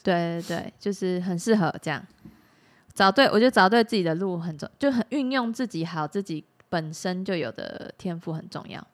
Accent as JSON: {"language": "Chinese", "country": "Taiwan", "said": "我们台湾"}